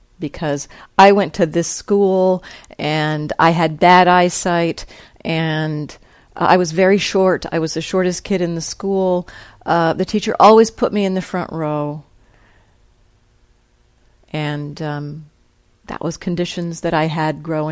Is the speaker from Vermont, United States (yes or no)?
no; New Jersey, United States; I grew up in New Jersey and went to that school and knew all these people